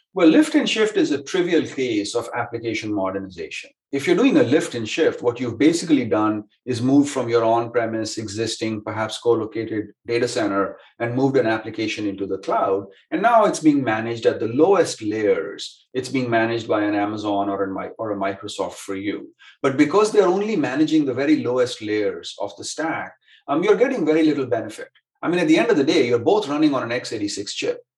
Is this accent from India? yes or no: yes; India; moved away as an adult; also born or lived in Stanford, California; now in Silicon Valley, United States; I grew up in India, came to Stanford to study, and have lived within a couple of miles of school ever since